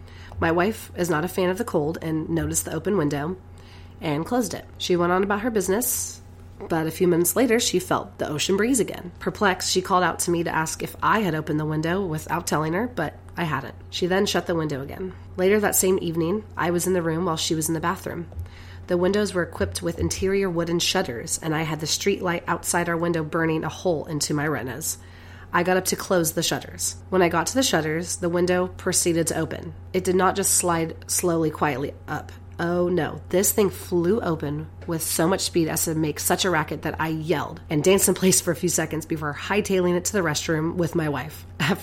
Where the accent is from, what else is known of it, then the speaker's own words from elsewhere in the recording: Eureka, United States; In the house that I grew up in Eureka, I remember getting weird vibes around a particular area in our garage.